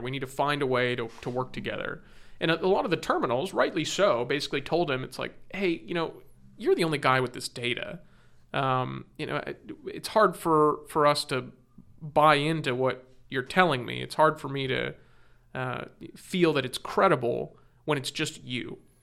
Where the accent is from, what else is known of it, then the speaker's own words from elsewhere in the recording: Orange County, California, United States; I'm born and raised in Orange County. That's, that's where I grew up